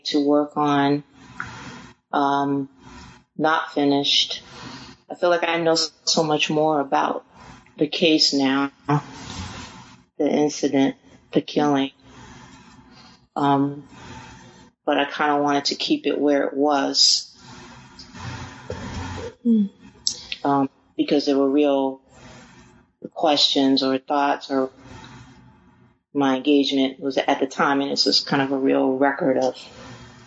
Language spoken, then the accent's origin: English; Cleveland, Ohio, United States; my hometown in Cleveland